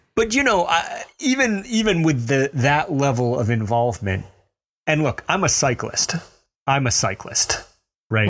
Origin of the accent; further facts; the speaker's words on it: Mobile, Alabama, United States; accent: Southern; I grew up in Mobile, Alabama. I earned that accent